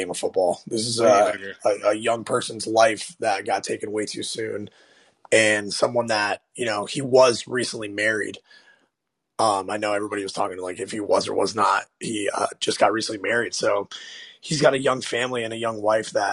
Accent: South Florida, United States; I'm from South Florida

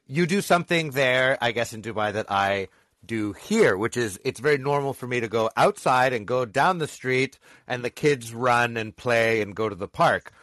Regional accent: Canada; as a Canadian

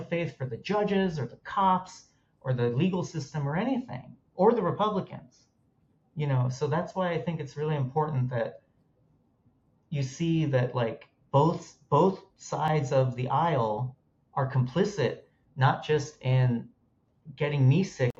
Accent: Los Angeles, California, United States; I grew up in Los Angeles

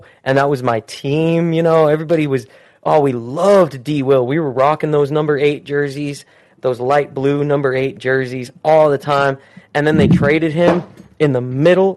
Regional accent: Utah, United States; I grew up in Utah, so the Jazz was our team

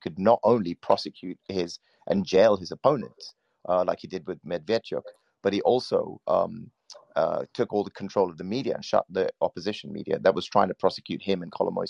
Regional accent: Sri Lanka; I'm from Sri Lanka. I'm a Buddhist, actually

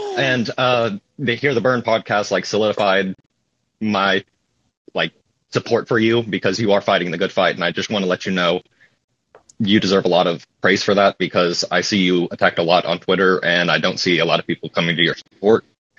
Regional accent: Hot Springs, Arkansas, United States; And here in Arkansas, I'm from Arkansas, Hot Springs, Arkansas, home of President B.J. Clinton

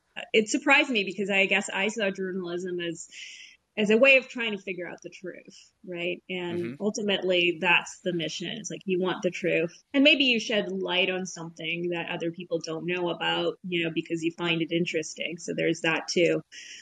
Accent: Canada; that I was like not disclosing that I'm Canadian.

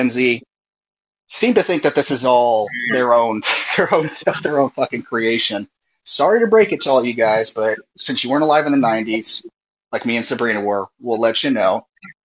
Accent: Oakland, California, United States; I'm from Oakland, you know, here in the San Francisco Bay Area

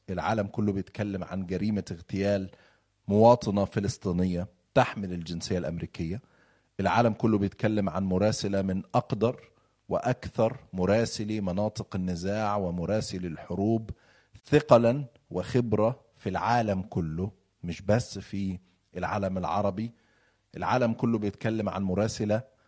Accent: Egypt; أنا مصري

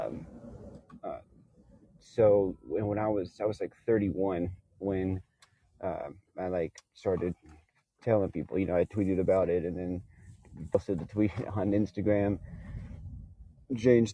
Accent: Bay Area, California, United States; also born or lived in Houston, Texas; growing up in Houston and then in the Bay Area

